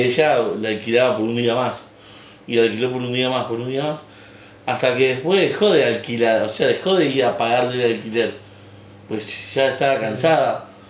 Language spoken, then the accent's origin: Spanish; Rosario, Santa Fe, Argentina; estábamos mirando Canal 3 de Rosario, porque somos de Rosario